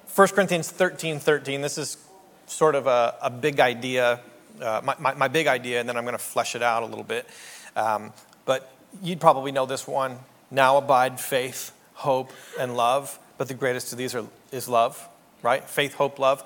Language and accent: English; Canada; moved away as an adult; also born or lived in New York City; I'm a Canadian.